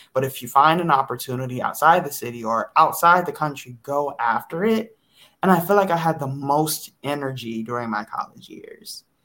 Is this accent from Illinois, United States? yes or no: no; Detroit, Michigan, United States; moved away as an adult; also born or lived in Chicago; I am from the Metro Detroit area, born and raised.